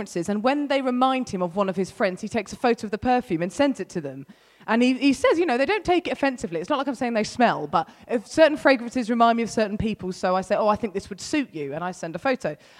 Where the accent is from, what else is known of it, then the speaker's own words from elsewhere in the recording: United Kingdom; I'm British